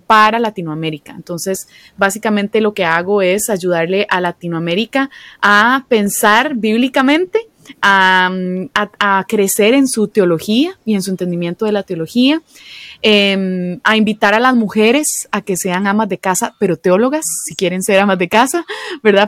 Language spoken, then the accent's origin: Spanish; Costa Rica; accent: Costa Rican; moved away as an adult; now in Philadelphia, United States; soy de Costa Rica originalmente, aunque voy a decirlo con el rotacismo idiomático que decimos los costarricenses